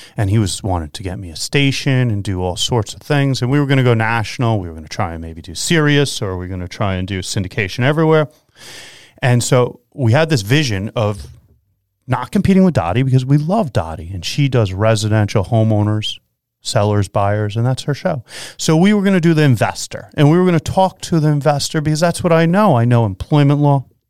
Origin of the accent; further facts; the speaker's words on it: Long Island, New York, United States; I come from Long Island